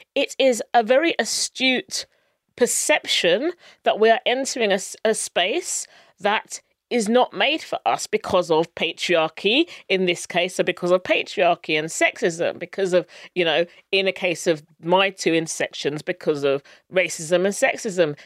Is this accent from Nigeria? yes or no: no; Luton, East of England, United Kingdom; I grew up in Luton, which is a very multicultural town, and I went to school locally